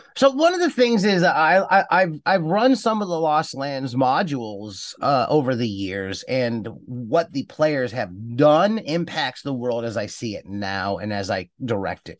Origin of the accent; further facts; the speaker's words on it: Cleveland, Ohio, United States; moved away as an adult; also born or lived in Cincinnati, Ohio; I was born in Ohio, lived in the Midwest. I grew up in Cleveland, Ohio